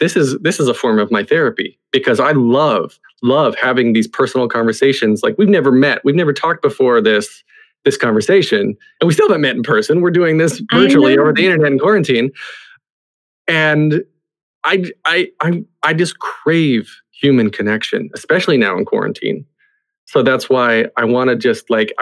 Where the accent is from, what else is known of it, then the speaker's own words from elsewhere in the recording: the South, United States; I grew up in the South where religion came into a part of it